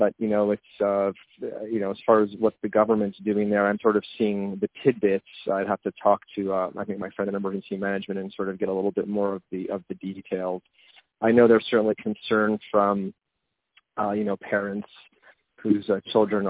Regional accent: Montreal, Quebec, Canada; moved away as an adult; also born or lived in Côte Saint-Luc; now in Pennsylvania, United States; as a Canadian, you know, born and raised in Montreal for half my life and then moved to the United States

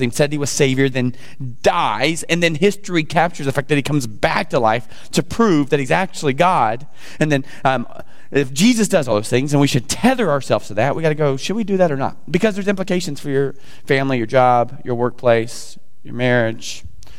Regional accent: the South, United States; I'm from the South.

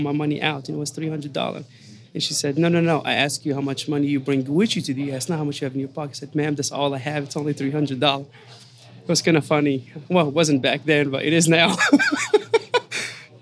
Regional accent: Casablanca, Casablanca-Settat, Morocco; moved away as an adult; now in United States; Born and raised in Casablanca, Morocco

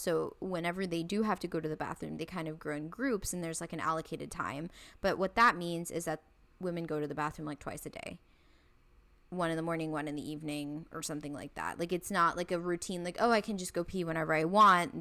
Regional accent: India; I'm from India

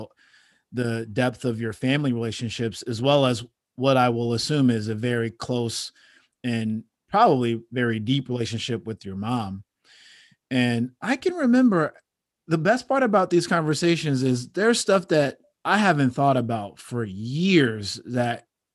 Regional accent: Chicago, Illinois, United States; I grew up on 73rd and Western

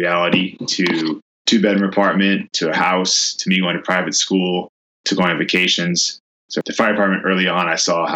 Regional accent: Oakland, California, United States; also born or lived in Milwaukee, Wisconsin; My parents raised me here in Oakland. They still live here in Oakland. I still live here in Oakland

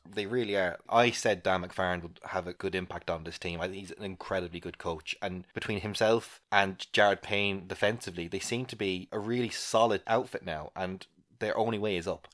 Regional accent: Ireland; as an Irish person

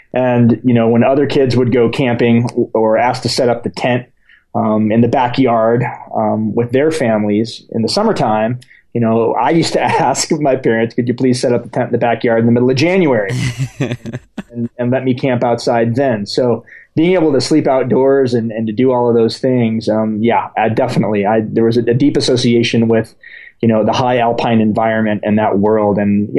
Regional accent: United States; born there; No, I was born in the States, okay. But my father's from Ecuador. Mm-hmm. So I spent a large portion of my childhood going back and forth.

